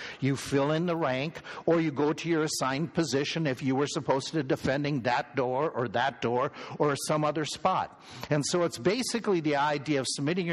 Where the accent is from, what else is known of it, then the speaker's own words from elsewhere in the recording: Minnesota, United States; I grew up in Minnesota.